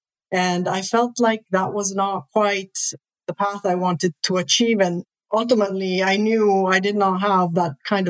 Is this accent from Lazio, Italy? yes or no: yes; Rome, Lazio, Italy; moved away; I originally was born and raised in Rome, Italy.